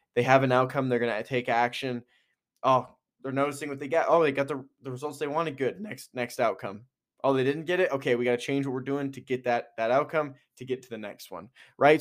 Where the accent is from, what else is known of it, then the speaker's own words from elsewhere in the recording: Edmonton, Alberta, Canada; moved away; also born or lived in Kelowna, British Columbia; being from Edmonton, moving to Kelowna